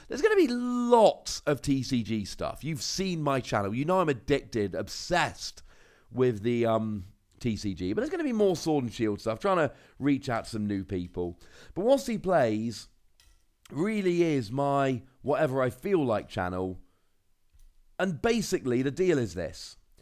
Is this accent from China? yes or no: no; Cornwall, South West England, United Kingdom; I'm from Cornwall